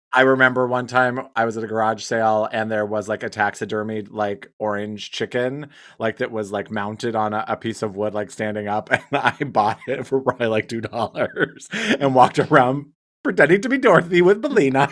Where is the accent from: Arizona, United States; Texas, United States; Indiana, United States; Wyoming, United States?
Wyoming, United States; I'm from Wyoming